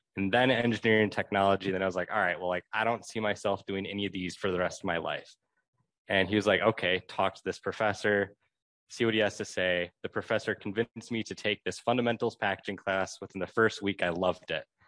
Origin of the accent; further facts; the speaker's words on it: Milwaukee, Wisconsin, United States; I'm originally from Milwaukee